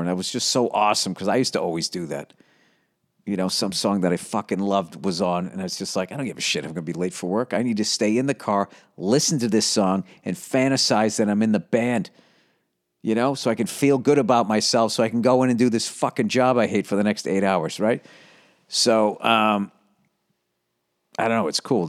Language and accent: English; United States; I'm an American